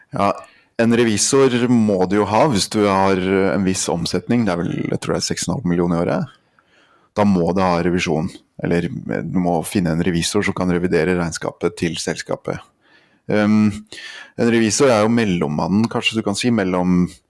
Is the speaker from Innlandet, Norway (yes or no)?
no; Andenes, Nordland, Norway; also born or lived in Lillehammer; Jeg kommer fra Andenes oppe i nord, eh, Vesterålen